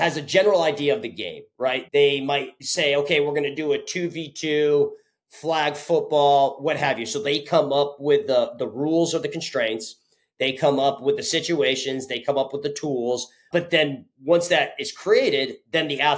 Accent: Connecticut, United States; originally, I'm from Connecticut. So I grew up about 25 minutes south from Storrs, where UConn is

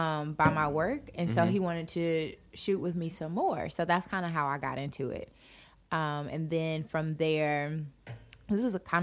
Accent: Charlotte, North Carolina, United States; I was originally born and raised in the 704.

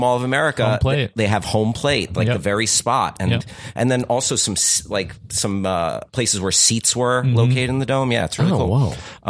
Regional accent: New Jersey, United States; I am a lifelong Minnesota Twins fan, even though I'm from New Jersey.

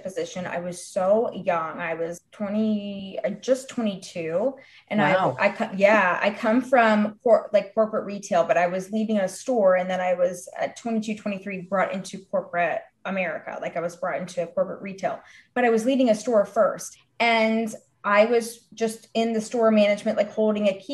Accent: Rhode Island, United States; I was born in Rhode Island

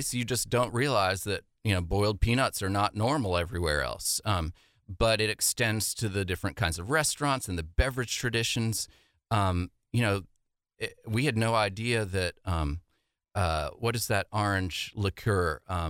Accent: Charleston, South Carolina, United States; moved away as an adult; also born or lived in New York City; after growing up in Charleston, we find ourselves in our early 20s in New York City

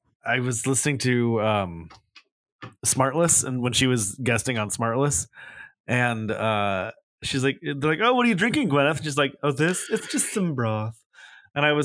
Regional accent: California, United States; my home state

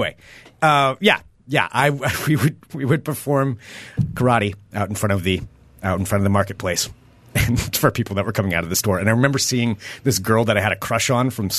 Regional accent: Independence, Oregon, United States; growing up in Independence, Oregon

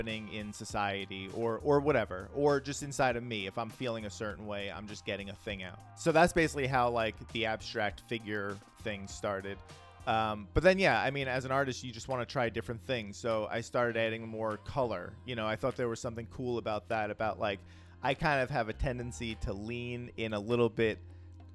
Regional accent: New York City, New York, United States; I grew up in the Bronx in the 80s and 90s.

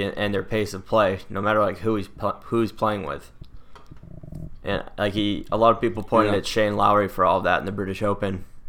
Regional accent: Plymouth, Massachusetts, United States; This is a Plymouth, Mass native, my hometown

